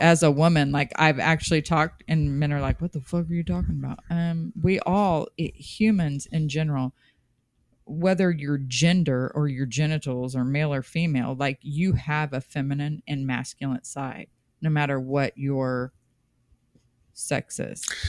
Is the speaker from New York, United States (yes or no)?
no; Kansas City, Missouri, United States; I was born and raised in Kansas City